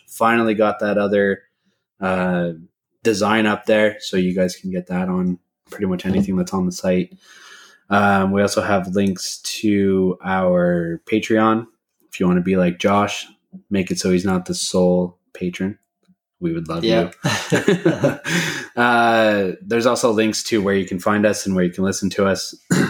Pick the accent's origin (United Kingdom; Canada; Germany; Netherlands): Canada; I mean, we're Canadian